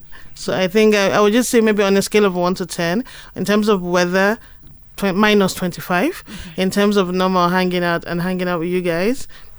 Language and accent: English; Nigeria; as a Nigerian